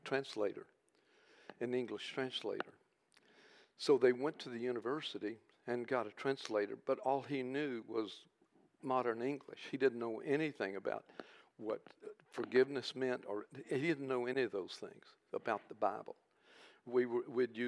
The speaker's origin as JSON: {"language": "English", "country": "United States", "said": "we're from America"}